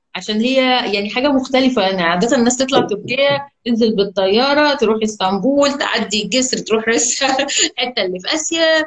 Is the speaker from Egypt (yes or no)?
yes; Egypt